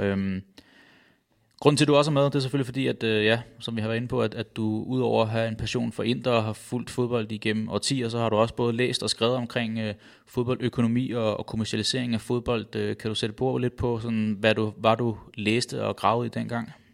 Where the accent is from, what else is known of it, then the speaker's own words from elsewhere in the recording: Roskilde, Zealand, Denmark; jeg er født og opvokset i Roskilde